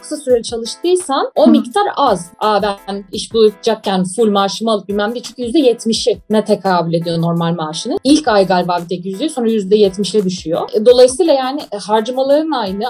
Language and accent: Turkish; Turkey; moved away as an adult; now in Netherlands; Ben zaten Türkiye'den geliyorum